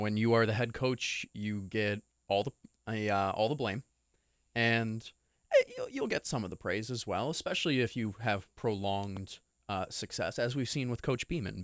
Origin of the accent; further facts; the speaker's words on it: New York, United States; moved away; I come from New York